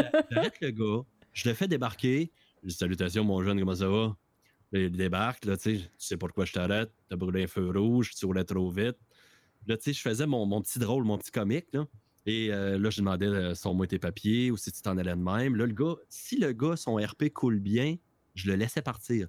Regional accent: Quebec, Canada

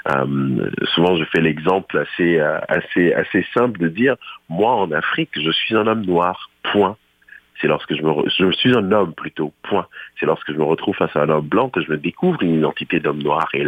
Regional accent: Ontario, Canada; on s'est dit, ah, OK, je suis franco-ontarien, on apprécie notre langue, on apprécie nos, nos, on apprécie notre façon de parler.

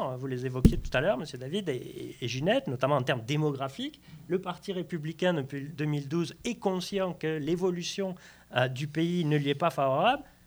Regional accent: Lourdes, Occitania, France; J'ai grandi à Lourdes

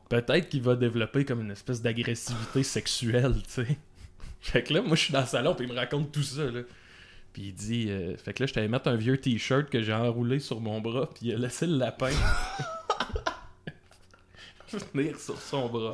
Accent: Salaberry-de-Valleyfield, Quebec, Canada; Valleyfield, qui est, qui est ma ville natale

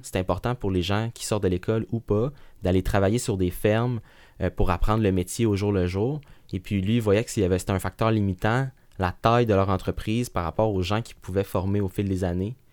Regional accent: Laval, Quebec, Canada; also born or lived in Sherbrooke; je suis né euh, à Sherbrooke, qu'on euh, pourrait qualifier comme une, ville euh, qui de, grande, moyenne taille. Puis, mais j'ai été élevé principalement à la banlieue, en banlieue à Laval

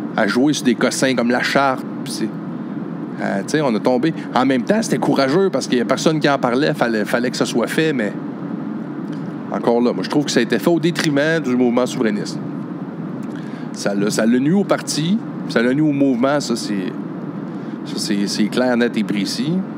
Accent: Chute-aux-Outardes, Quebec, Canada; j'habitais chute aux Outardes, mon village natal

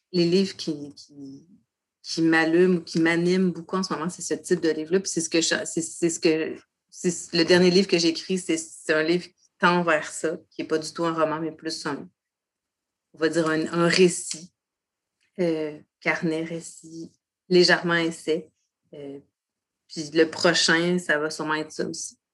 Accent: Château-Richer, Quebec, Canada; J'ai grandi sur la côte de Beaupré, à Château-Richer.

